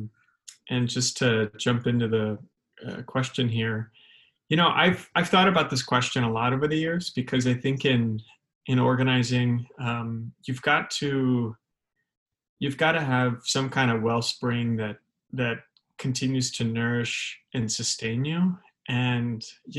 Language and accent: English; San Diego, California, United States; I grew up in Southern California. I was born in a place in San Diego, a neighborhood called San Ysidro, which is right along the southern border